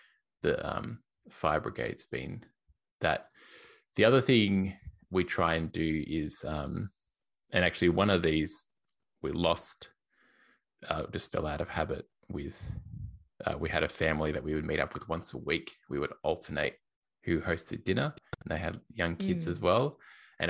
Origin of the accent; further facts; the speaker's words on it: Australia; accent: Australian; also born or lived in Melbourne, Australia / Portland, Oregon; I used to live in Melbourne in Australia, in case you can't tell by my accent